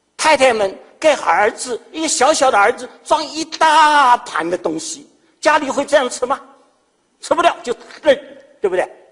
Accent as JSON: {"language": "Chinese", "region": "Shanghai", "country": "China", "also_born_or_lived": "Maryland, United States", "moved": "as an adult", "said": "我是上海人"}